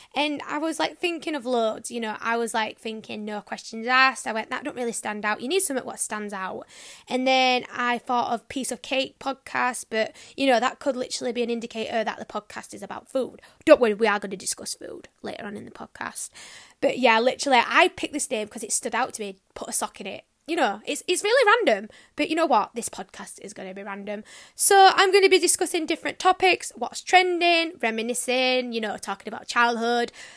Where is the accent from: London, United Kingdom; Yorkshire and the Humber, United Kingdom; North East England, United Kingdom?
Yorkshire and the Humber, United Kingdom; I'm a Yorkshire girl, you might be able to tell.